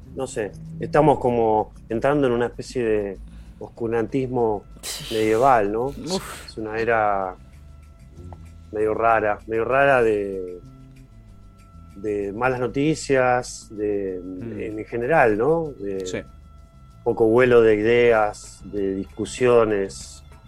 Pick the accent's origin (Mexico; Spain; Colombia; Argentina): Argentina; Villa Gesell, Buenos Aires Province; yo nací y me crié en Gessel